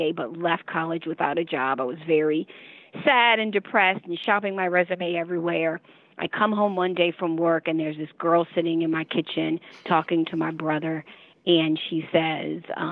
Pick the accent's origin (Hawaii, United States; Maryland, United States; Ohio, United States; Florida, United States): Maryland, United States; Baltimore; We grew up in Baltimore, still live in Baltimore